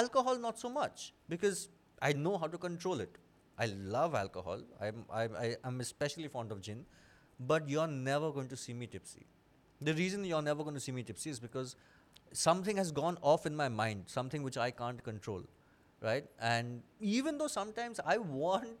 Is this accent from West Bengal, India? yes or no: yes; Kolkata, West Bengal, India; moved away; also born or lived in Delhi; I grew up in Calcutta. I spent most of my childhood there. I only moved to Delhi in 2007